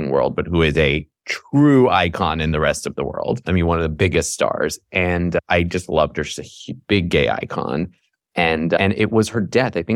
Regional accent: New York, United States; also born or lived in Iran / Paris / Toronto; I was born in Iran we moved to Paris when I was two, to Toronto when I was seven, and to the suburbs of New York when I was 10.

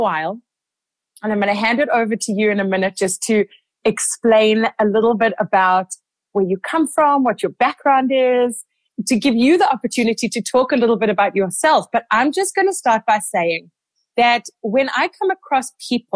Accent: South Africa; moved away as an adult; now in Canada; I'm South African

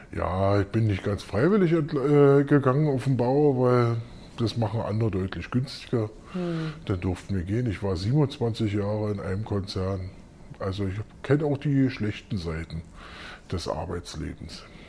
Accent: Berlin, Germany; ich bin Westberliner

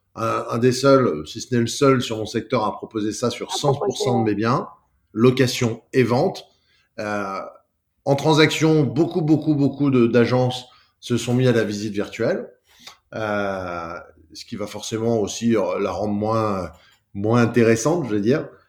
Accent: Lyon, Auvergne-Rhône-Alpes, France; je suis né à mais j'ai passé toute ma toute ma vie à Lyon. Mes parents euh, sont, venus s'installer à Lyon très rapidement. J'ai grandi sur l'Ouest lyonnais

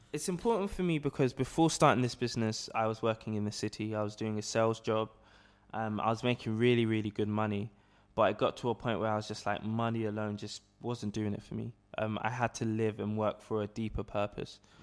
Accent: London, United Kingdom; I was born and raised here in London

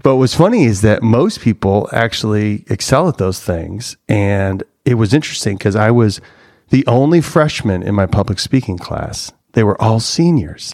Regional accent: Cary, Illinois, United States; I grew up in Chicagoland, Northwest suburbs

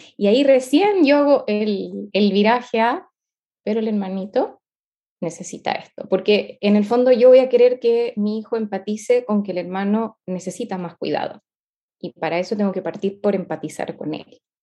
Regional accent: Chile; Soy chilena

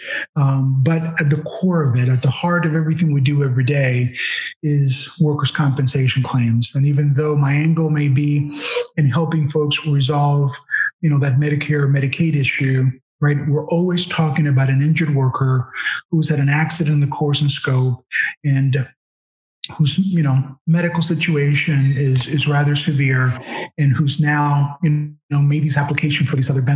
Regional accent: Miami, Florida, United States; also born or lived in Havana, Cuba / Madrid, Spain; So we grew up in Miami, went to junior high and high school in Miami

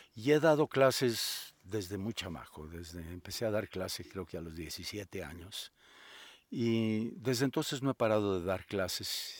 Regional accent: Guadalajara, Jalisco, Mexico; yo soy originario de Guadalajara, allí estudié la carrera de abogado en la Universidad Autónoma de Guadalajara

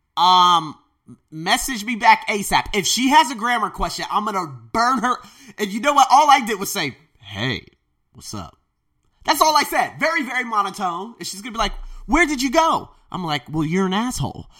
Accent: United States; moved away as an adult; now in Thailand; I was born in America

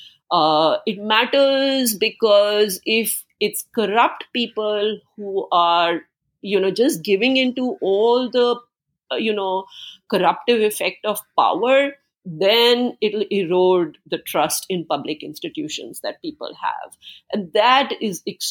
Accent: India; moved away; I grew up in India, in socialistic India

